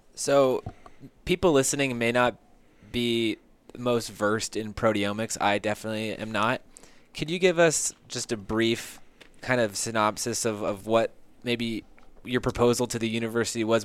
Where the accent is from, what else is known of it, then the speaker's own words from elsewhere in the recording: San Diego, California, United States; I grew up in San Diego